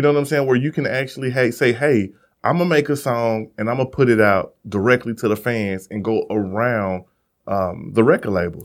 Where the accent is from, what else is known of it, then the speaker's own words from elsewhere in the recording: Missouri, United States; I'm from Missouri